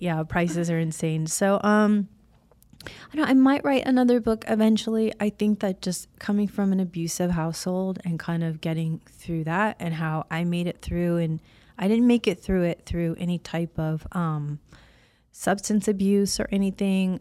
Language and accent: English; Illinois, United States; moved away as an adult; also born or lived in Florida; now in California, United States; I was raised on a really small corn farm in Illinois